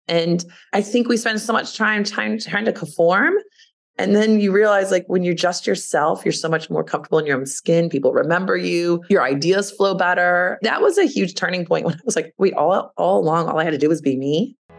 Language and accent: English; Louisville, Kentucky, United States; moved away; I grew up in Louisville, Kentucky, which is a beautiful place to grow up.